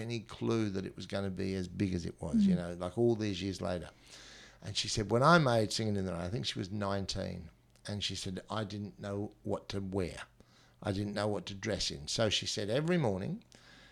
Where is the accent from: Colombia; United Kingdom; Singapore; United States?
United Kingdom; London; now in Australia; being a child of the 60s and growing up in London